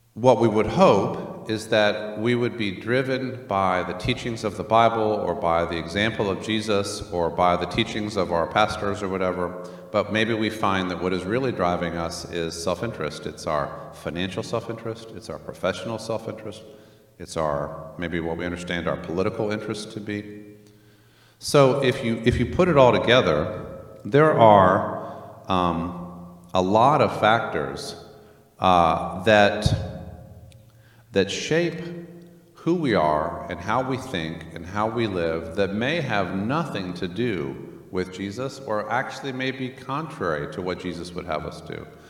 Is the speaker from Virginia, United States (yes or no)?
yes; Northern Virginia, United States; also born or lived in Germany; we were then raised in Northern Virginia.